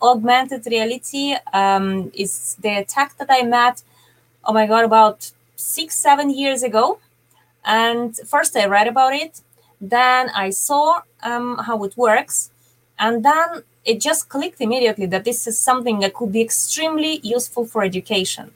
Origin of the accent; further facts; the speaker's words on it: Dublin, Leinster, Ireland; I'm from Dublin, Ireland